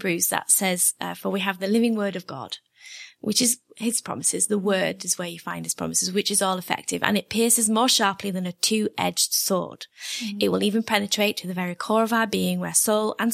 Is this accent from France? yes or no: no; England, United Kingdom; because I'm English.